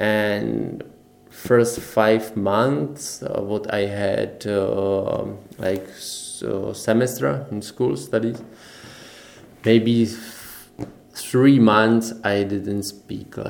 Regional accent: Czechia; English is a second language; also born or lived in Norway; I was from Czech Republic

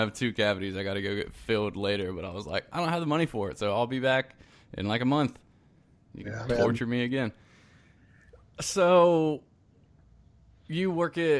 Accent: South Carolina, United States; moved away; also born or lived in Decatur, Georgia; I'm originally from South Carolina, so that's my neck.

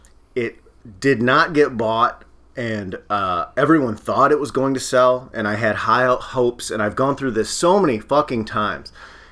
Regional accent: Midwest, United States; I'm from the Midwest. I grew up there.

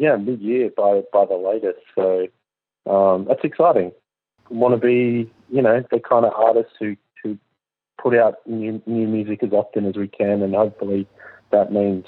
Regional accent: Sydney, New South Wales, Australia; moved away as an adult; also born or lived in Wagga Wagga, New South Wales, Australia; now in Nashville, United States; I was born actually in Wagga, in New South Wales, and then lived in Sydney through all of schooling

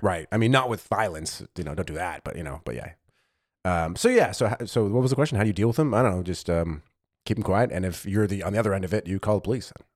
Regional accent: United States; now in Germany

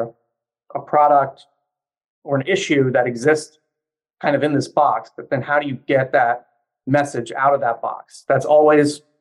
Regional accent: Louisiana, United States; moved away as an adult; now in Washington, D.C., United States; I'm originally from Louisiana, but moved up to the Washington area for school and then stayed working here

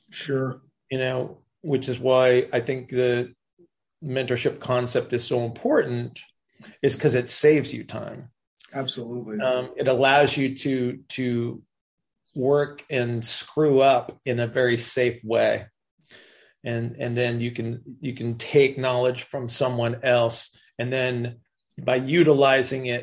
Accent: Indiana, United States; yeah. and raised.

